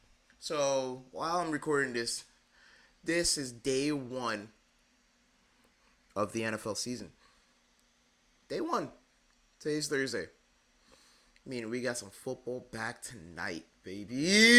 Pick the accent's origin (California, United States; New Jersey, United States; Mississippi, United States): New Jersey, United States; Remember, I'm a kid from New Jersey, bro. I'm from New Jersey.